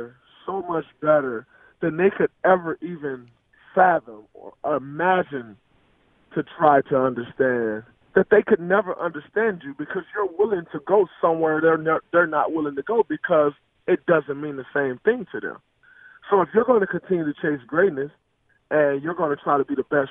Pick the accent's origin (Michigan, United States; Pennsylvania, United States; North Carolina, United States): Michigan, United States; I'm obviously from Michigan and well connected to Michigan